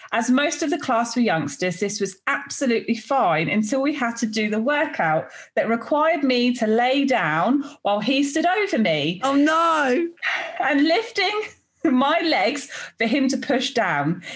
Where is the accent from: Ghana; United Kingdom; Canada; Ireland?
United Kingdom; I'm too I'm too British